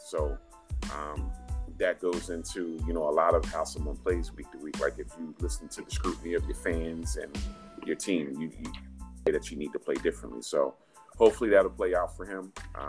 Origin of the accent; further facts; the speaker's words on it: Philadelphia, Pennsylvania, United States; I'm from Philly